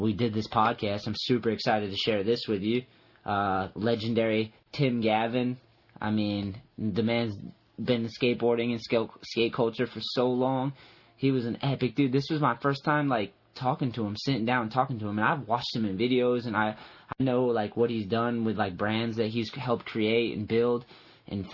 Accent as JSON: {"language": "English", "region": "East Coast", "country": "United States", "tie": "born or raised there", "said": "I grew up on the East Coast, and I went to California"}